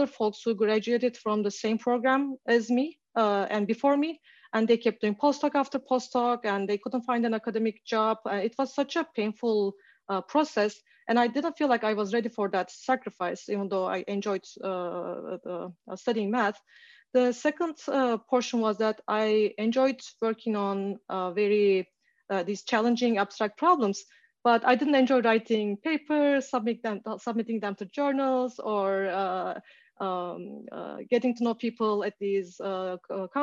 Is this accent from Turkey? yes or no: yes; Turkey; moved away as an adult; also born or lived in Canada / Toronto; now in Seattle, United States; So I am originally from Turkey and I did my bachelor's in math in Turkey